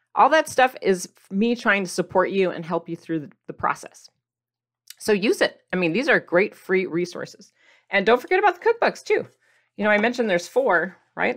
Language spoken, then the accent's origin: English; Midwest, United States; I grew up in the Midwest